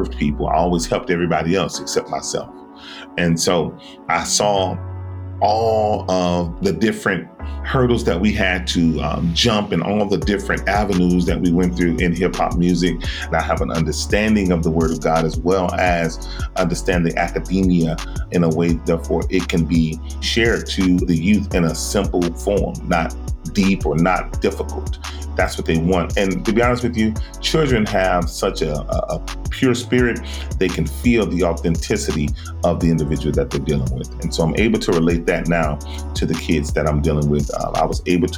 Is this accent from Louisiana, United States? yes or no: no; Miami, Florida, United States; I am from Miami, Florida. I am a singer, songwriter, producer, and I am also an entrepreneur. Growing up in South Florida